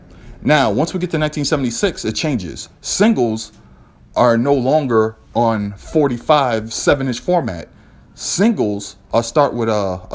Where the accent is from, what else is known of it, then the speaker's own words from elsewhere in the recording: New York, United States; I found out later when I was growing up in New York that there was a guy at a record store who had written down a book of breaks